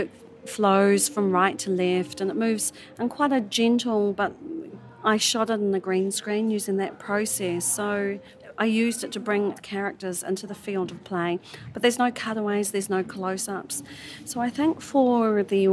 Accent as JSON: {"language": "English", "country": "New Zealand", "said": "I hail from New Zealand"}